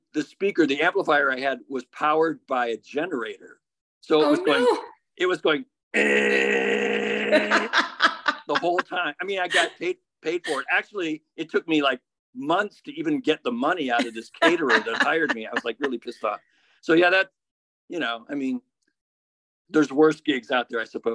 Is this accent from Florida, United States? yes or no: no; Bloomfield Hills, Michigan, United States; moved away as an adult; now in San Francisco, United States; I grew up in Bloomfield Hills, which is a suburb of Detroit